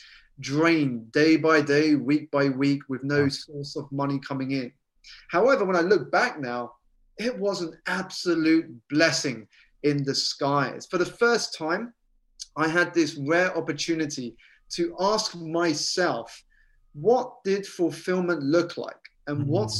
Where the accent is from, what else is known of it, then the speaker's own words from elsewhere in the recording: United Kingdom; So I was born here in the United Kingdom to Malaysian parents who had emigrated from a city called Penang and a city called Sarawak on the Borneo Island.